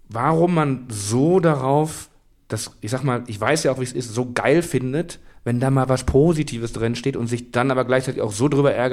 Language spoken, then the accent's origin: German; Kamen, North Rhine-Westphalia, Germany; Aus meiner Heimatstadt Kamen